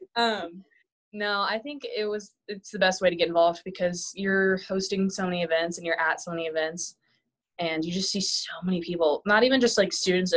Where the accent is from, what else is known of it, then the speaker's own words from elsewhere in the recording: Emporia, Kansas, United States; ESU, which is kind of my hometown area